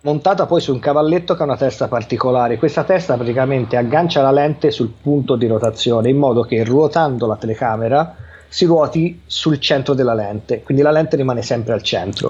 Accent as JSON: {"language": "Italian", "town": "Livorno", "region": "Tuscany", "country": "Italy", "tie": "born or raised there", "said": "sono originario di Livorno"}